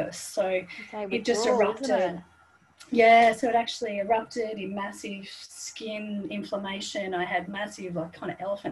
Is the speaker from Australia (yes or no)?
yes; Sydney, New South Wales, Australia; I was born and raised in Sydney